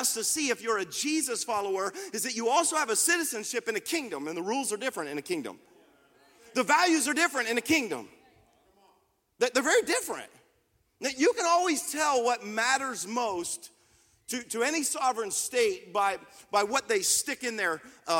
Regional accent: United States

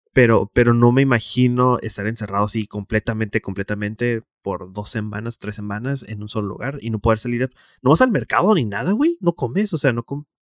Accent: Tijuana, Baja California, Mexico; estoy en mi ciudad

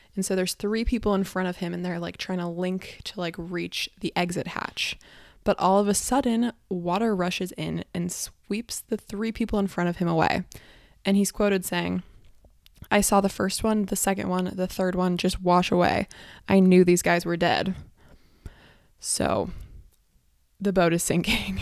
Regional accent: San Diego, California, United States; I'm from San Diego

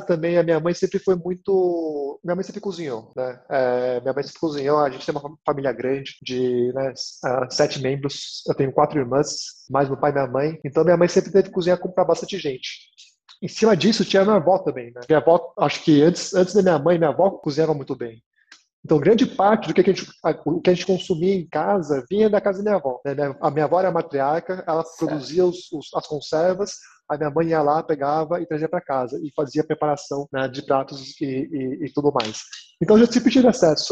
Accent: Brazil; also born or lived in New York, United States; E eu sendo coreano brasileiro

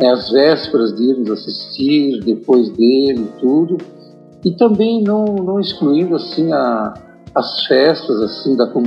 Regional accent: Caxias do Sul, Rio Grande do Sul, Brazil; moved away as an adult; tenho 66 anos e eu nasci em Galópolis e aqui morei até os meus 10 anos. Ausentei-me por cerca de 6, e estudando em um colégio interno, melhor falando, em seminário. Retornei aos 16

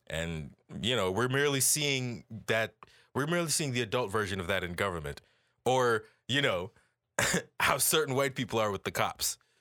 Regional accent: Jamaica; as Jamaican people

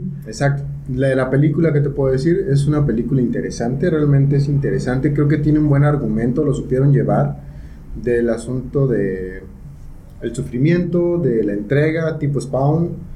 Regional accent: Mexico

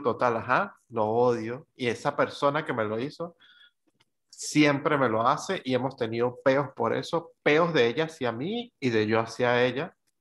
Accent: Venezuela; moved away; desde que salí de Venezuela

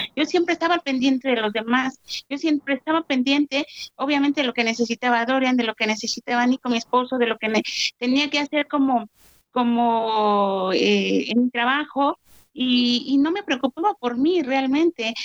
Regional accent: Mexico; soy de México

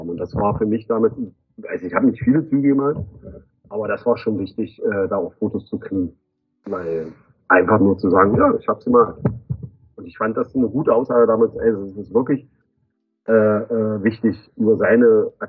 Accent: East Germany, Germany; Nein, ich komme aus Ostdeutschland.

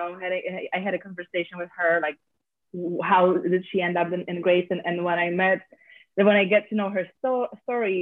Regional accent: Poland; now in Westchester, United States; I'm not from here. I'm from Poland

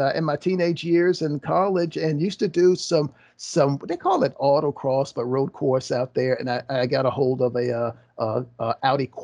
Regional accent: Virginia Beach, Virginia, United States; I'm from Virginia, southeastern Virginia, the Virginia Beach area

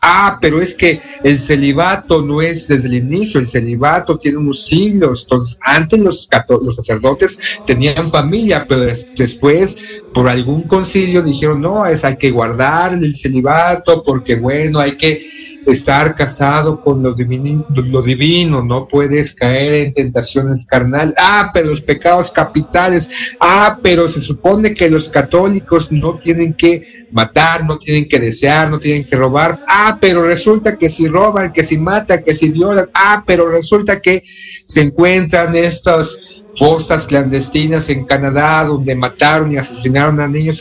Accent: Mexico; somos mexicanos, vivimos o crecimos en un entorno catolicista

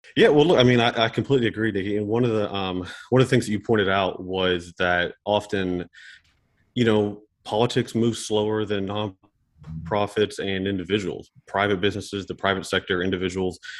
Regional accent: Elk River, West Virginia, United States; I grew up on the on the Elk River as well.

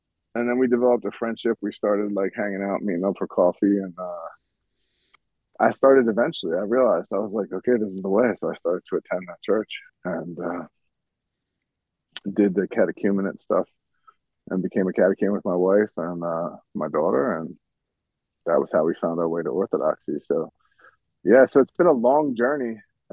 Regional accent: Philadelphia, Pennsylvania, United States; I'm from Philadelphia originally

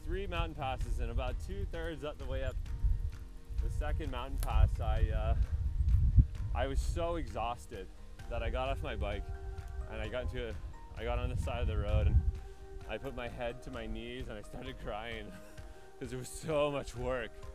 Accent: Yellowknife, Northwest Territories, Canada; also born or lived in Nanaimo, British Columbia; I'm from Yellowknife, Northwest Territories

